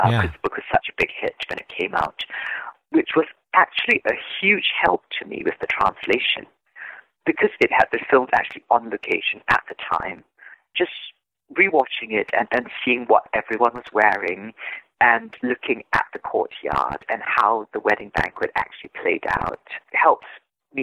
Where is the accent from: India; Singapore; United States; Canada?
Singapore; I am Singaporean. I grew up in Singapore, which is a multilingual country. So I've always been bilingual.